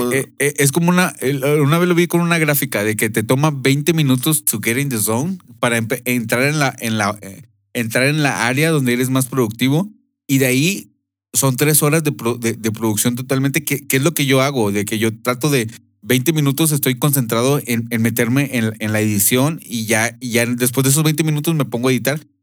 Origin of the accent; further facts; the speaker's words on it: Monterrey, Nuevo León, Mexico; moved away as an adult; also born or lived in United States; nosotros somos de Monterrey, pero hemos vivido en otras partes de, eh, de, México y, Estados Unidos